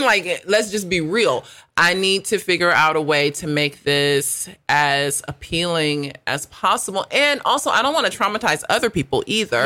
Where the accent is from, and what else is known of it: United States; accent: American; moved away as an adult; also born or lived in South Africa